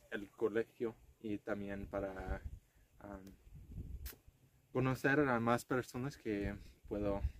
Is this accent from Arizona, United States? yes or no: yes; Casa Grande, Arizona, United States; Spanish is a second language; soy de ah, Casa Grande, Arizona.